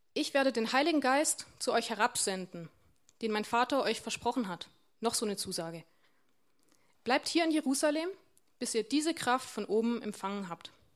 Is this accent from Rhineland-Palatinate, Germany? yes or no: no; Warmbronn, Baden-Württemberg, Germany; moved away; Ich komme ja aus Wambronn ursprünglich und Wambronn ist jetzt nicht ganz so groß